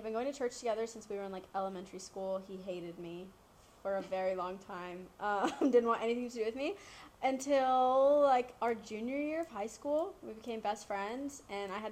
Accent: Texas, United States; I am from Texas.

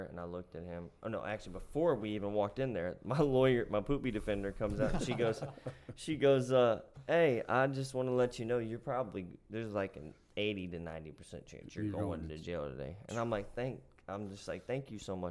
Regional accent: Appalachia, United States; I am a kid from Appalachia

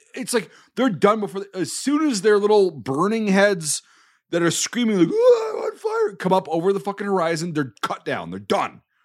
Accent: United States; as an American

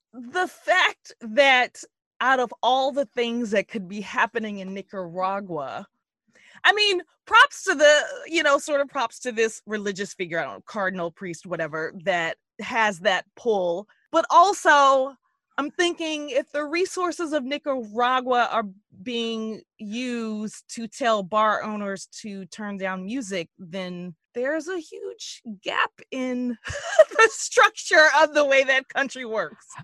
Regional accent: United States; as an American

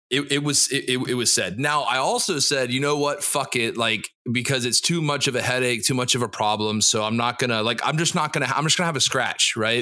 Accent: Jacksonville, Florida, United States; Jacksonville, Florida, my hometown

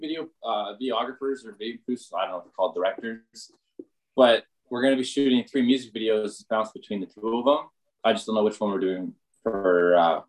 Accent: Winnipeg, Manitoba, Canada; also born or lived in Vancouver; we are all from Winnipeg. It's just after tour, I moved to Vancouver to try, like, starting us up there and then network our way out there, which worked out successfully. And then I just ended up moving back

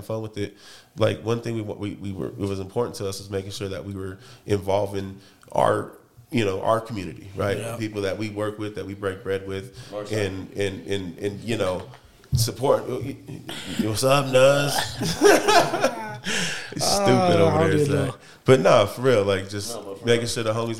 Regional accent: Denver, Colorado, United States; I grew up on 33rd in Shoshone, bro. Moved over to like 50th alone in high school

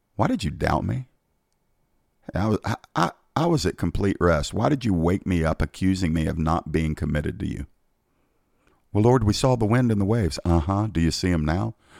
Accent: United States; I'm an American

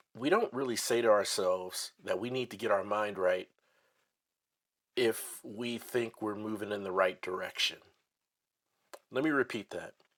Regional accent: Midwest, United States; also born or lived in North Dallas, Texas; now in Dallas, United States; I'm from the the Midwest

